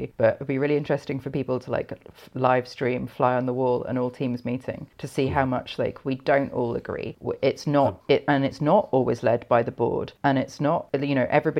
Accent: London, United Kingdom; also born or lived in Scotland; I grew up in London, moved to Scotland, moved back down to London in 2008-ish.

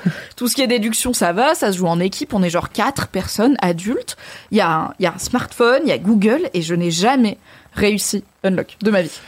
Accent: Valence, Auvergne-Rhône-Alpes, France; j'ai grandi à Valence

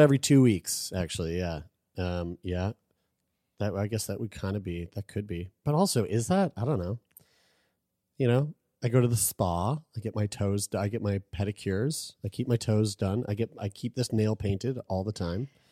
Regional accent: St. John's, Newfoundland and Labrador, Canada; I was born in Saint John's, Newfoundland

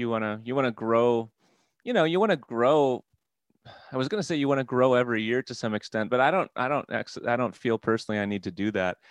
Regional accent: Midwest, United States; now in Wisconsin, United States; I'm from the Midwest

